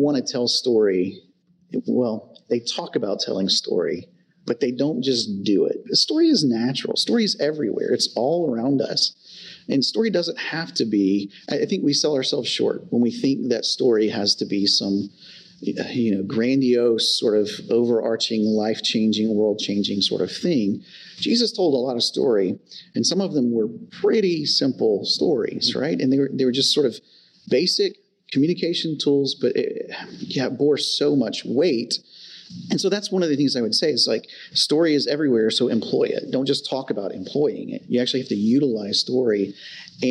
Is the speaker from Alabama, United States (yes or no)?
yes; just outside of Birmingham, Alabama, United States; I am an Alabama boy through and through, born and raised just outside of Birmingham